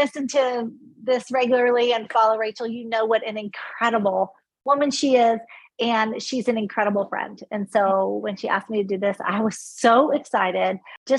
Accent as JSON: {"language": "English", "region": "California", "country": "United States", "tie": "born or raised there", "also_born_or_lived": "Texas", "moved": "as an adult", "lives_now": "Charleston, United States", "said": "Born and raised in California. Lived a bit in Texas with my first husband, then back to California. And now we have moved across the country to Charleston, South Carolina"}